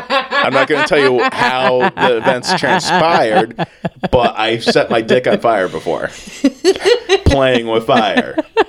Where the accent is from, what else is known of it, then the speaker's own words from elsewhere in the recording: Kentucky, United States; He hails from Kentucky, my hometown.